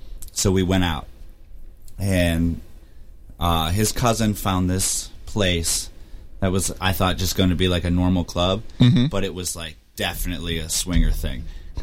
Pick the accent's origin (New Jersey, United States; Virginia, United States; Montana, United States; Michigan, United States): Michigan, United States; we're from Michigan.